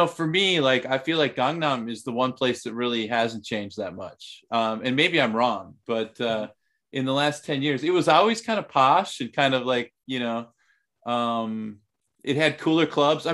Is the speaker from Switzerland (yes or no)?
no; United States; moved away as an adult; also born or lived in Thailand; now in South Korea; as an American